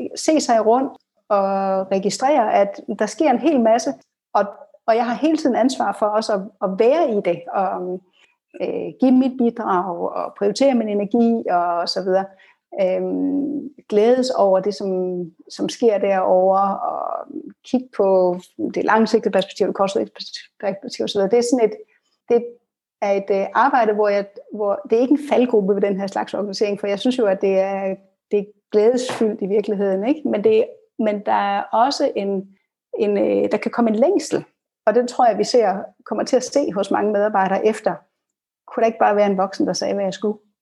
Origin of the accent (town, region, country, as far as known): Denmark